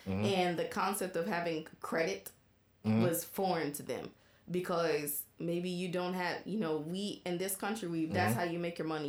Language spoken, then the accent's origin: English; United States; I'm an American